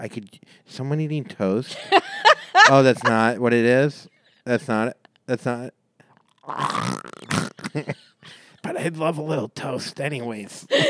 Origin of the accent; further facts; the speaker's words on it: Florida, United States; I'm from Florida, too.